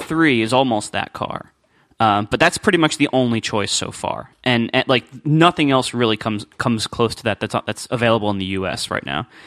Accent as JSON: {"language": "English", "town": "Columbus", "country": "United States", "tie": "born or raised there", "said": "I did all, like, car dealership stuff when I was growing up in Columbus."}